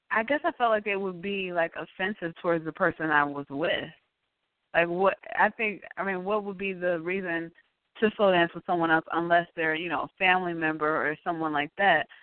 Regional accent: Chicago, Illinois, United States; I'm from Chicago, out, yes.

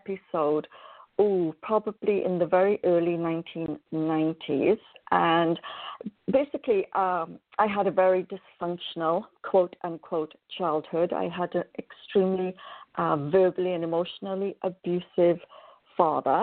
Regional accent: Wales, United Kingdom; moved away as an adult; now in Canada; originally I was born in Wales a very, very, very long time ago. I always wanted to be a nurse, one of my passions in life, and so completed my nurse training in Wales. I then moved to Canada in 1987

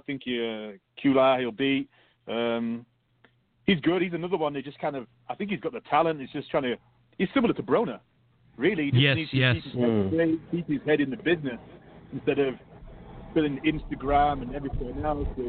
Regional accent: United Kingdom; Being British

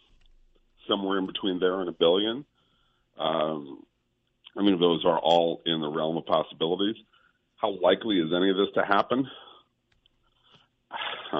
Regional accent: Los Angeles, California, United States; I grew up in Los Angeles

